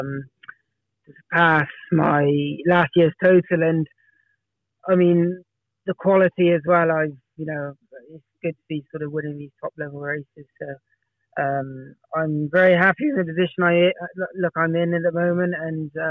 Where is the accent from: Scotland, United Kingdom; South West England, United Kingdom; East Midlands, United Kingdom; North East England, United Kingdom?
South West England, United Kingdom; the Cotswolds; I was brought up in the Cotswolds, and that's very much jump racing dominated